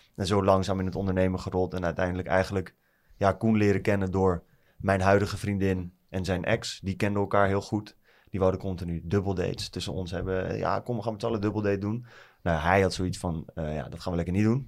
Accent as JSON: {"language": "Dutch", "town": "Nieuwegein", "region": "Utrecht", "country": "Netherlands", "tie": "born or raised there", "said": "Ik kom uit Utrecht, in de buurt van Nieuwegein. Eh, altijd altijd in Nieuwegein op school gezeten"}